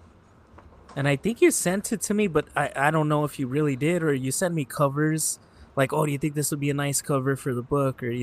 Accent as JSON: {"language": "English", "town": "Los Angeles", "region": "California", "country": "United States", "tie": "born or raised there", "said": "growing up in East"}